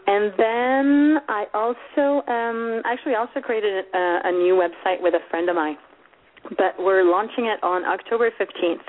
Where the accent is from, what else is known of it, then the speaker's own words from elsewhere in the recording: Sweden; moved away; I'm Swedish, or kind of half Swedish. My father was Swedish, and I grew up in Sweden, but my mom's Romanian